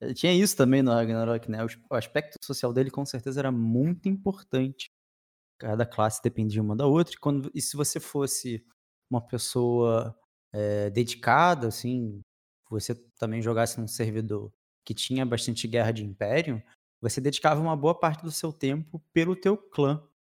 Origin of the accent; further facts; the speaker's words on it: Rio de Janeiro, Brazil; Aqui no Rio de Janeiro, a gente é do Rio de Janeiro